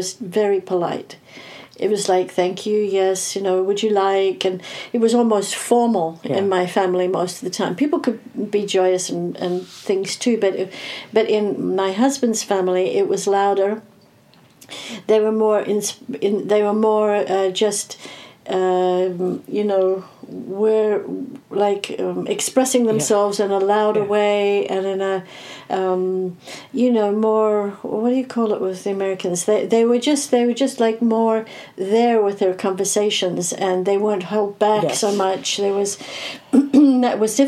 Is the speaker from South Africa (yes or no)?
yes; South Africa; I was born to an English family in South Africa